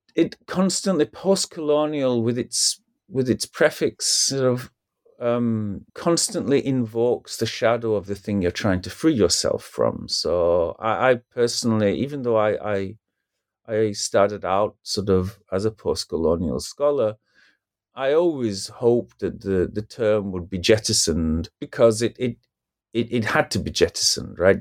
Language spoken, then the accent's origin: English; United Kingdom; as a British person